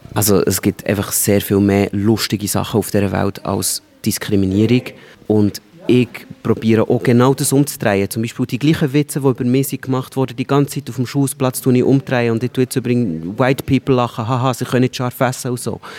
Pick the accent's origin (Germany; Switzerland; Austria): Switzerland; aufwachsen in der Schweiz, ich bin auf dem Land aufgewachsen